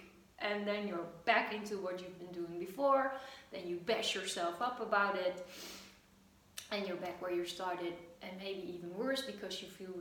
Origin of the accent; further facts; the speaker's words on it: Netherlands; I am from the Netherlands